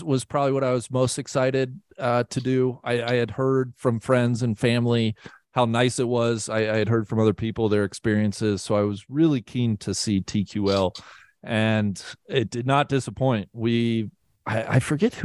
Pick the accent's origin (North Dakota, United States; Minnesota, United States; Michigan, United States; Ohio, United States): Ohio, United States; Cincinnati; moved away; my hometown